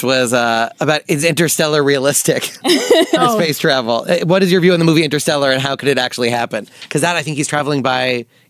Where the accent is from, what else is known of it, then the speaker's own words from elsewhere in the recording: Nassau County, Long Island, New York, United States; I'm from Nassau, so maybe that's why I said it that way. I'm from Long Island.